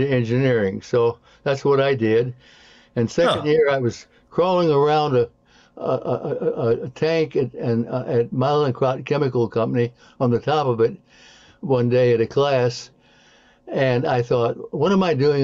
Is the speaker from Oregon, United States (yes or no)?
no; St. Louis, Missouri, United States; now in Kansas City, United States; I was born and raised in St. Louis